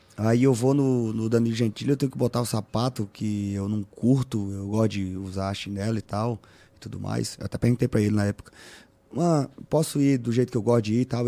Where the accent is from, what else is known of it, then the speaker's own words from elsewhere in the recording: Piauí, Brazil; É nascer onde eu nasci